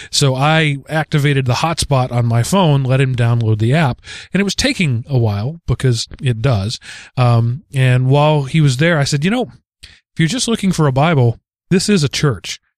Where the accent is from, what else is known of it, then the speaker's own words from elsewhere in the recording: United States; being an American